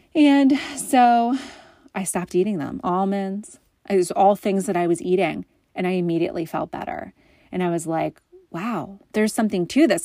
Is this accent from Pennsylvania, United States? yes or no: yes; just outside of Philly, Pennsylvania, United States; now in Massachusetts, United States; I'm originally from Pennsylvania, just outside of Philly